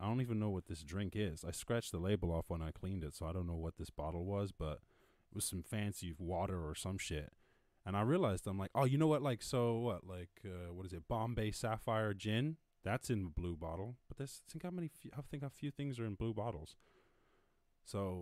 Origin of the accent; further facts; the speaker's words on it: United States; being American